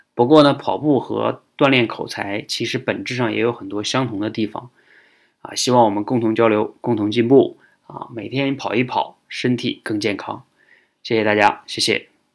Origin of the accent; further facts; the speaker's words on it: China; 我们中国人